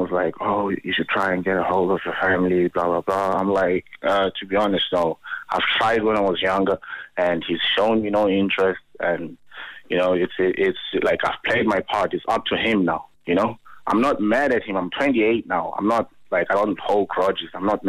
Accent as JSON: {"language": "English", "region": "rural Eastern Cape", "country": "South Africa", "tie": "born or raised there", "moved": "yes", "lives_now": "Ireland", "said": "I'm originally from South Africa. She moved to Johannesburg. She left me in rural Eastern Cape"}